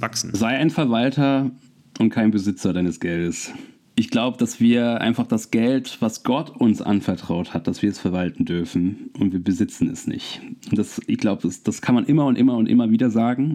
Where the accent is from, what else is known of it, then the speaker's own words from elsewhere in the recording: Wermelskirchen, North Rhine-Westphalia, Germany; moved away as an adult; also born or lived in Cologne; now in Nuremberg, Germany; aus meiner Heimatstadt in Wermelskirchen